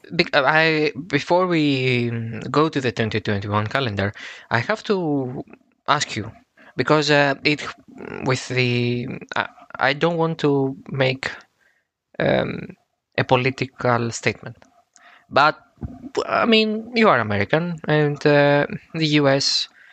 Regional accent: Athens, Attica, Greece; I'm from Athens, Greece

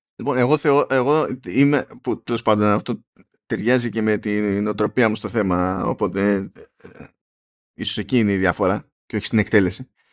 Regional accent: Greece; είμαι Έλληνας

